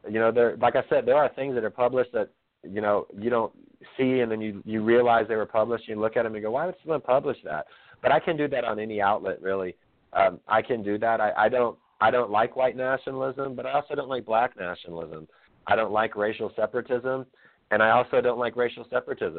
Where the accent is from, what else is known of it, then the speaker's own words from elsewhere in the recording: Texas, United States; I'm proud to be from the South. I'm from Texas. My family from Mississippi and from Louisiana